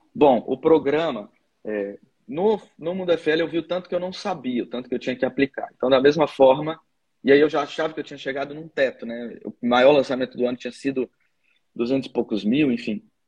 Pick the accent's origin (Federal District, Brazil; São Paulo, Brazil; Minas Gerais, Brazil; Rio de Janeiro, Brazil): Federal District, Brazil; Brasília; eu sou de Brasília também